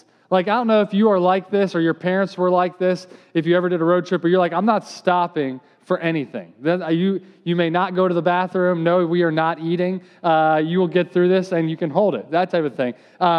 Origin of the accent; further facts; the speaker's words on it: outside of Philadelphia, Pennsylvania, United States; I grew up outside of Philadelphia